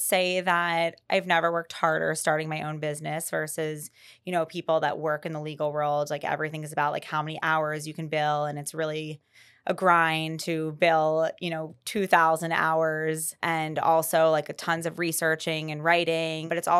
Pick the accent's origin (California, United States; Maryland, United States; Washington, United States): Maryland, United States; We're both from Maryland.